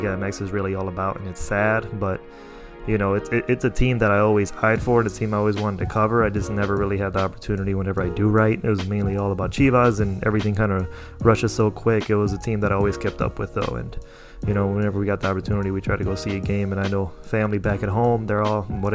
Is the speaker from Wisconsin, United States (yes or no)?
no; Chicago, Illinois, United States; growing up, I grew up in Chicago